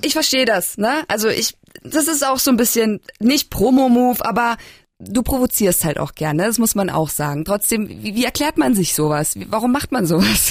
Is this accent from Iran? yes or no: no; Bavaria, Germany; moved away; ich komme ja ursprünglich aus Bayern